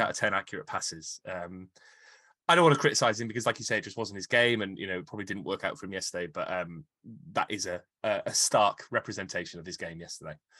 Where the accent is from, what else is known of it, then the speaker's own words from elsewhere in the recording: Cardiff, Wales, United Kingdom; I, I grew up in Canton.